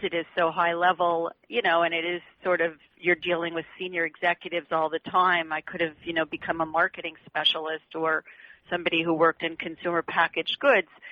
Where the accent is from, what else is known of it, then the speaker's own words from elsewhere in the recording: Canada; moved away as an adult; now in United States; I come from Canada. I moved here.